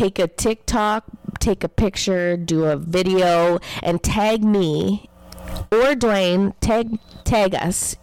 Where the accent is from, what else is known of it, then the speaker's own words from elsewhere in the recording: Canada; as a Canadian